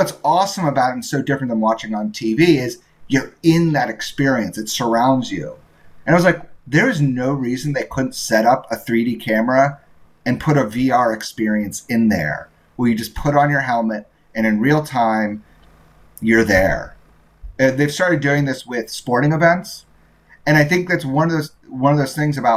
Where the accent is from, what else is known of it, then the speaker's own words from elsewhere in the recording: Indiana, United States; I grew up in Indiana